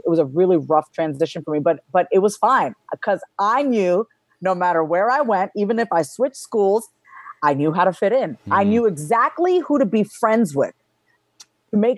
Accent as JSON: {"language": "English", "area": "Long Island", "region": "New York", "country": "United States", "tie": "born or raised there", "also_born_or_lived": "Austin", "moved": "yes", "said": "I was born and raised on Long Island, New York"}